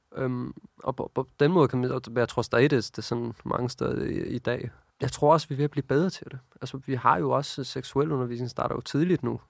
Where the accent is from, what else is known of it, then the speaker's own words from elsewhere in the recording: Copenhagen, Capital Region of Denmark, Denmark; jeg voksede op her i København